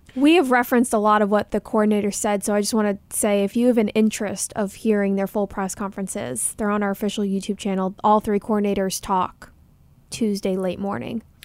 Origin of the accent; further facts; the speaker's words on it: Dallas, Texas, United States; moved away; I'm from Dallas